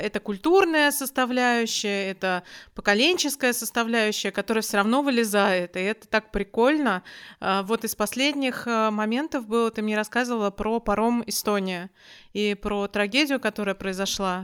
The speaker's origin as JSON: {"language": "Russian", "country": "Russia", "moved": "as an adult", "lives_now": "Malmö, Sweden", "said": "откуда ты при... приехала, и я говорю, из России"}